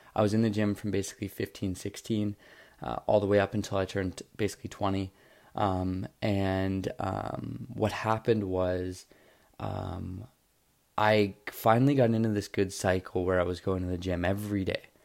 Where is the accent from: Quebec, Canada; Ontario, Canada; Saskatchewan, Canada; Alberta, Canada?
Ontario, Canada; Toronto; I'm from Toronto, Ontario, Canada